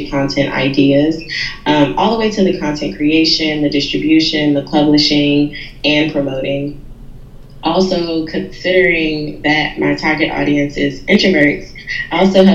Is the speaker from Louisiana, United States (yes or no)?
yes; New Orleans, Louisiana, United States; I was born and raised in New Orleans